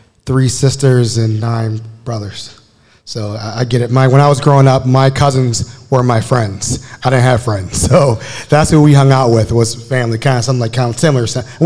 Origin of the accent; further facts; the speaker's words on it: Baltimore, Maryland, United States; when I grew up in Baltimore, right down the street, 33rd Street, Greenmont